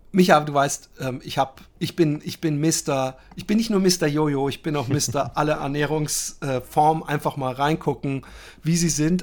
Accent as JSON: {"language": "German", "country": "Netherlands", "said": "Als als als äh, Holländer und Flachläufer"}